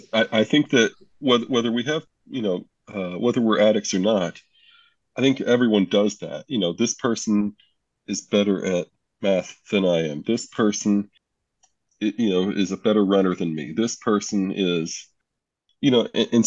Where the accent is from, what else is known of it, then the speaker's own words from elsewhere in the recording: Pennsylvania, United States; I'm from Pennsylvania